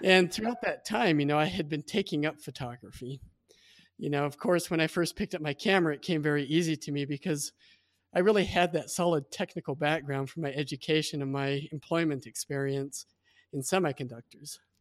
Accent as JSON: {"language": "English", "region": "Midwest", "country": "United States", "tie": "born or raised there", "said": "I was born and raised in the Midwest"}